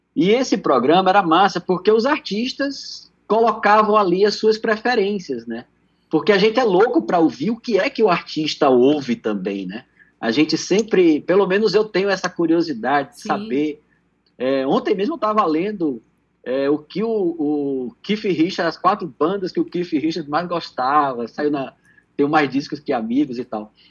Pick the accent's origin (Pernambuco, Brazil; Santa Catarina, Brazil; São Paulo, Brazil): Pernambuco, Brazil; also born or lived in Recife; eu morava em Recife, eu sou pernambucano